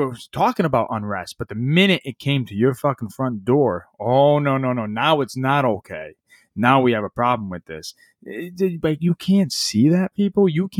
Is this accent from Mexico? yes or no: no; United States; I'm a Democrat, I'm a Republican. No, fuck that. I'm an American.